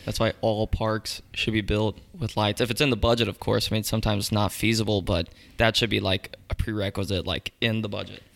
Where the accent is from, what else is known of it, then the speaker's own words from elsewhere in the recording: Mooresville, North Carolina, United States; also born or lived in Pineville, North Carolina / Charlotte, North Carolina; I grew up in Mooresville